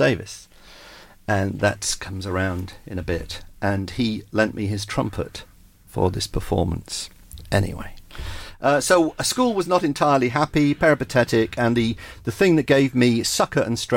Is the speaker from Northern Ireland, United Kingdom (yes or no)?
no; South Wales, United Kingdom; also born or lived in Cardiff / Ystrad Mynach / Bridgend / Cwmbran; I was born in 1955 in Cardiff in South Wales, in a part of Cardiff called Adams Down